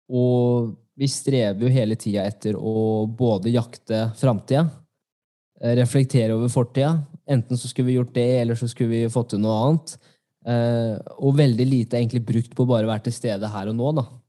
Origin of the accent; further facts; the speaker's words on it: Norway; jeg er norsk